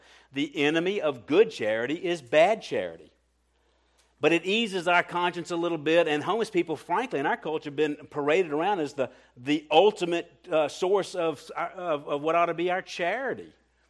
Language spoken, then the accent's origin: English; Colombia; I'm a little sensitive to that because I came from Colombia, and if anybody's been in Colombia, it's a real issue down there.